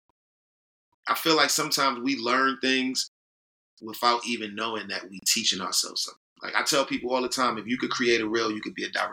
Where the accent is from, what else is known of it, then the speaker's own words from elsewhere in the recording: New York City, New York, United States; we grew up in Harlem